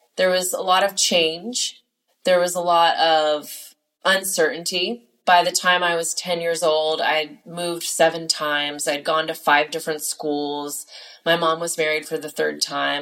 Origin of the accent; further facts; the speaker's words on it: California, United States; I am from California